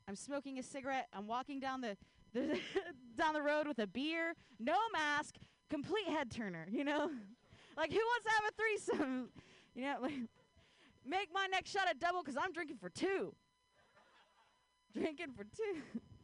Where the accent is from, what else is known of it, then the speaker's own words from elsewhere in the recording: Ohio, United States; now in Bay Area, United States; I grew up in Ohio